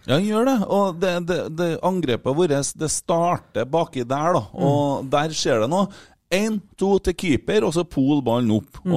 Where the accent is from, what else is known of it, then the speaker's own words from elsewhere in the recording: Norway; vi er fra Norge